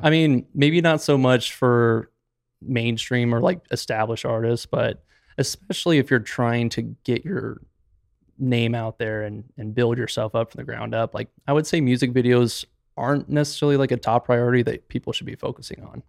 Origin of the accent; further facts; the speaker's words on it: Gilbert, Arizona, United States; also born or lived in Moab, Utah; I was originally born and raised in Gilbert